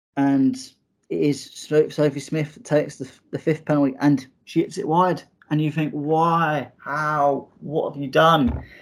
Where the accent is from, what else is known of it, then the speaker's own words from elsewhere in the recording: England, United Kingdom; for me, as an Englishman